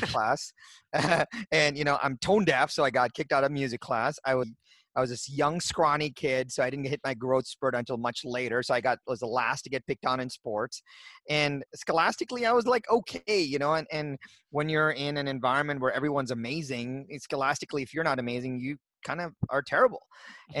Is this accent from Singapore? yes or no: no; India; I was born in India